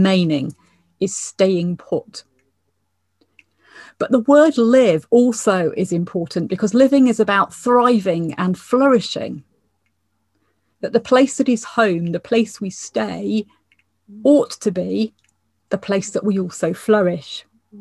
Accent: England, United Kingdom; now in Scotland, United Kingdom; as an English person

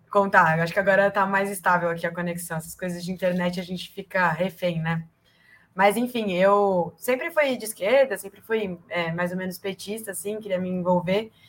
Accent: Ribeirão Preto, São Paulo, Brazil; also born or lived in São Bernardo do Campo; now in São Paulo, Brazil; eu nasci em São Bernardo do Campo, é, em 97, mas eu cresci em Ribeirão Preto, e aí só faz um tempo para cá que eu mudei aqui para São Paulo, quando eu vim fazer faculdade.

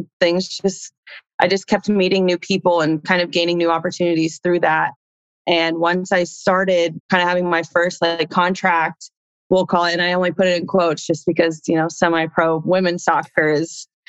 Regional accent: Indiana, United States; moved away as an adult; also born or lived in Chile / Houston; growing up in Indiana

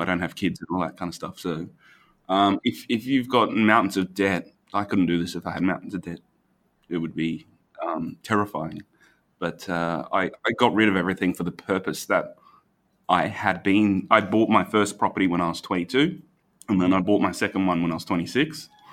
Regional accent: Brisbane, Queensland, Australia; I'm not local anywhere in the world. Um, I'm from Brisbane

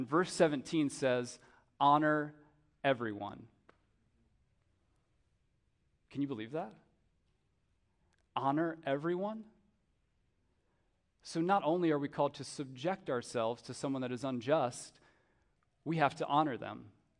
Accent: United States

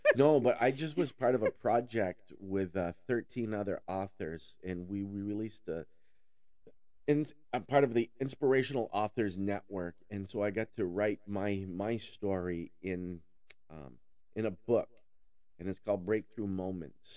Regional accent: Newport, Vermont, United States; I'm from Newport. I grew up in the Northeast Kingdom of Vermont

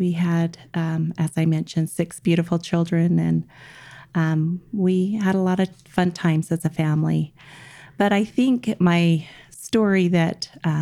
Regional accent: Salt Lake City, Utah, United States; I was born and raised in the Mill Creek area in Salt Lake City, Utah.

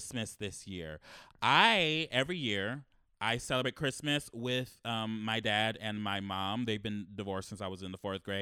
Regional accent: Los Angeles, California, United States; I've been born and raised in Los Angeles

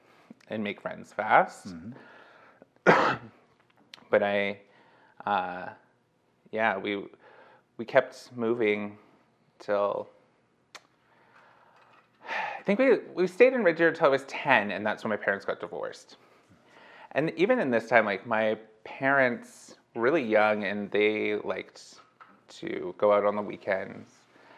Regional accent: California, United States; born there; In Riverside County. So a little bit inland from Los Angeles.

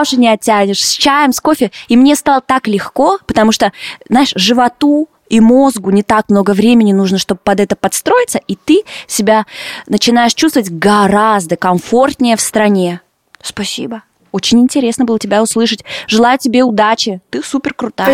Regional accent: Yekaterinburg, Sverdlovsk Oblast, Russia; moved away as an adult; now in Lithuania; в своем родном Екатеринбурге

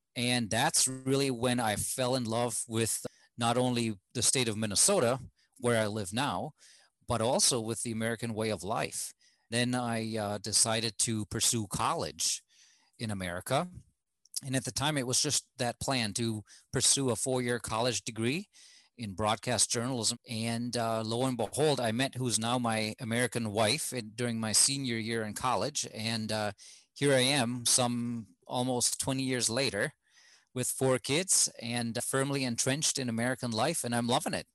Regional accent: Germany; moved away as an adult; now in United States; back home in germany I grew up in a fairly homogeneous society

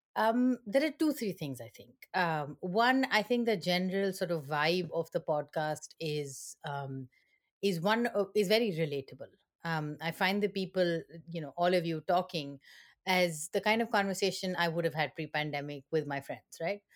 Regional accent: India; moved away as an adult; now in East Lansing, United States; I am originally from India

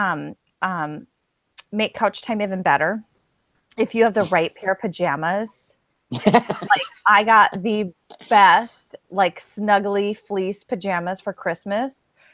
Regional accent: Minnesota, United States; moved away; my hometown in Minnesota is 45 below zero before the wind chill.

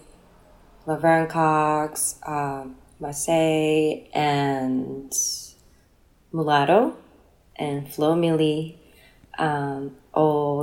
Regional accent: Japan; moved away as an adult; also born or lived in Tokyo, Japan; now in New York, United States; I come from a very, very small fisherman town in Japan. And I ended up moving to Tokyo when I was a teenager, around 18, after I graduated from high school.

